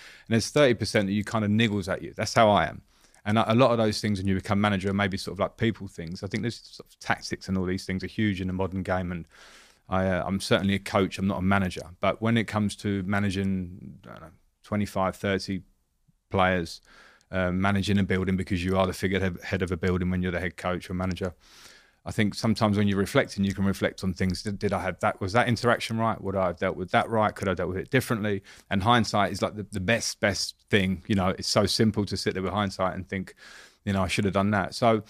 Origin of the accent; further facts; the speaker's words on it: Romford, London, United Kingdom; I grew up in Romford in Essex. So I would call it probably a middle-class upbringing in terms of my dad had been a professional footballer.